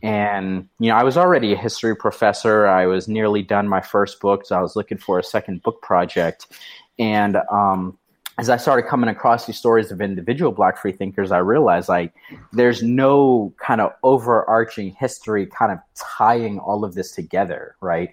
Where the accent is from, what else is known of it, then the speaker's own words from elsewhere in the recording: New Hampshire, United States; moved away as an adult; also born or lived in North Carolina; I was from New Hampshire. I had moved down to North Carolina.